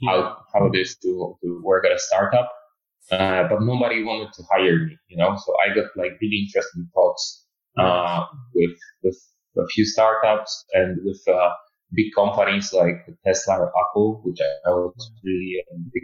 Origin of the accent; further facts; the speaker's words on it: Poland; moved away as an adult; also born or lived in Munich, Germany; I'm originally I'm from Poland, but I live in Germany, Munich for 4 years